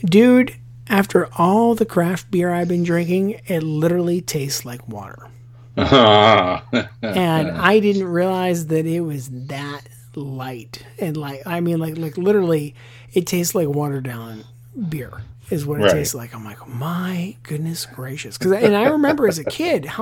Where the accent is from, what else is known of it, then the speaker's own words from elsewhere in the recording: Pittsburgh, Pennsylvania, United States; now in Charleston, United States; back in Pittsburgh, my hometown